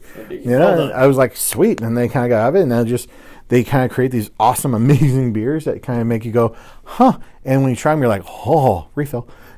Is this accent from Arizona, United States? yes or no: yes; Phoenix, Arizona, United States; I grew up in Phoenix